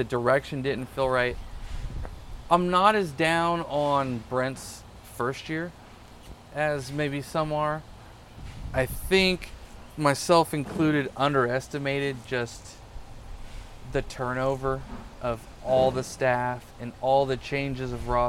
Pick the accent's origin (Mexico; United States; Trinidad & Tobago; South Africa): United States; Norman, Oklahoma; I was born in Oklahoma, moved to Norman when I was 5. Which was in 1985.